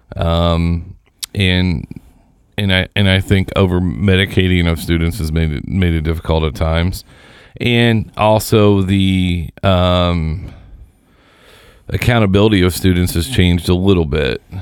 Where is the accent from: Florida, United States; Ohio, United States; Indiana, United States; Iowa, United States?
Indiana, United States; Seymour; I grew up in Seymour